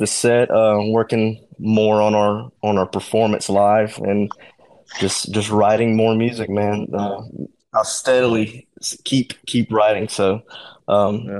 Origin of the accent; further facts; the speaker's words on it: Edwards, Mississippi, United States; I'm actually from Edwards, Mississippi.